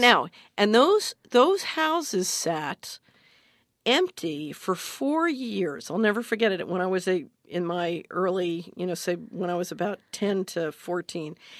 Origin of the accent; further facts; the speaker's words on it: Philadelphia, Pennsylvania, United States; I grew up in Philadelphia